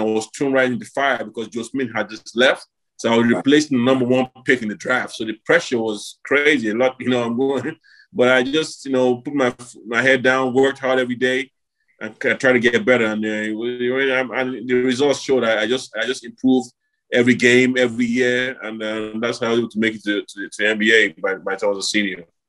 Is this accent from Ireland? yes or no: no; Nigeria; moved away; I came back to Nigeria at that time, did a camp in my home in my hometown